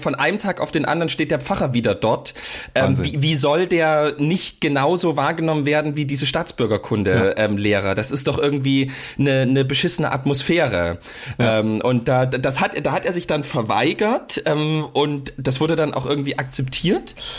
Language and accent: German; Saxony, Germany; also born or lived in Dresden; bei uns in Sachsen